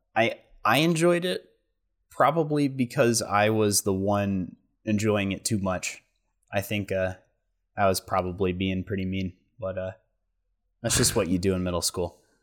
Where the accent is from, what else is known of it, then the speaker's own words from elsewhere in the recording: Central Point, Oregon, United States; also born or lived in Seaside, Oregon; I was three years old, and we moved down here because my grandparents, um, and I think my dad's brother moved down here